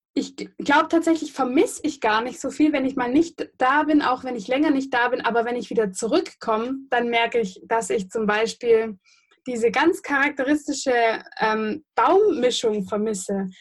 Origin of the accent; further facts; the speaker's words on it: Göppingen, Baden-Württemberg, Germany; ich persönlich bin ja aus Göppingen.